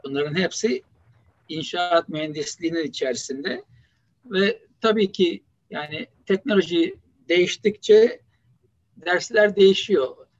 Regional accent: Istanbul, Turkey; moved away as an adult; also born or lived in Boston, United States / Mississippi, United States; now in Buffalo, United States; İstanbul Samatya Hastanesi doğumluyum. Ee, Beyazıt İlkokulu'nu bitirdim. Ondan sonra Vefa Lisesi'nde ortaokul ve liseyi bitirdim.

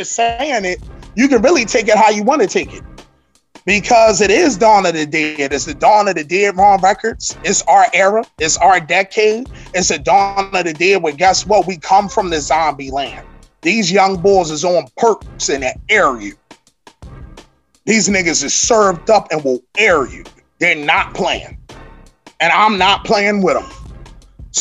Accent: Philadelphia, Pennsylvania, United States; I'm from West Philadelphia

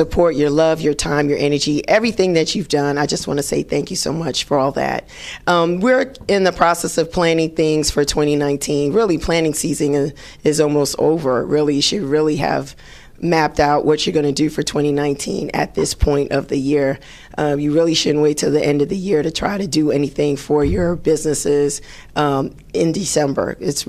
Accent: Bronx, New York, United States; Everybody that knows me knows that I love house, but if you are born and raised in the Bronx, there is some kind of affiliation or love that you're going to have for hip hop. And that's me. And so my birth place in the Bronx was the birthplace of hip hop

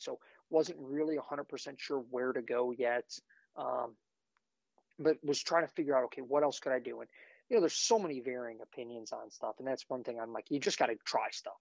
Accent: Ohio, United States; I grew up in Ohio, manage our family property that's uh, just under 250 acres

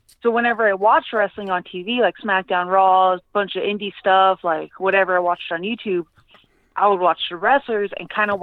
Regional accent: California, United States; moved away as an adult; now in Albuquerque, United States; I'm originally from California, and I moved to Albuquerque for school

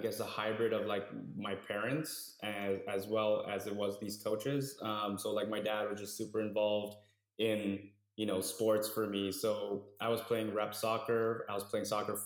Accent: Toronto, Ontario, Canada; I grew up in Scarborough

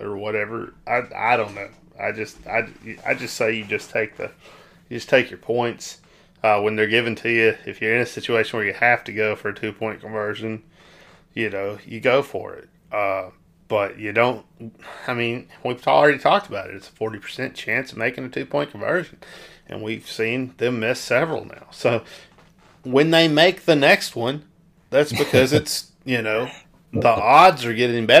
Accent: South Arkansas, United States; I'm from South Arkansas

